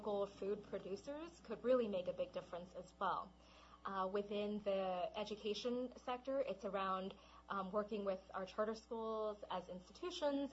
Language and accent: English; Los Angeles, California, United States; I was brought up in Los Angeles. That's where I grew up in Los Angeles, and my parents are both from Taiwan, so they're immigrants